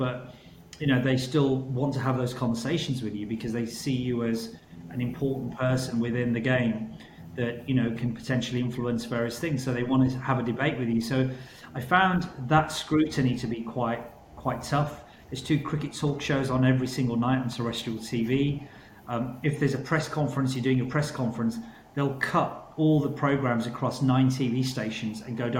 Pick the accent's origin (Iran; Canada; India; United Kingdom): United Kingdom; born there; I was seen as a British-born Pakistani rather than a, you know, from coming from within.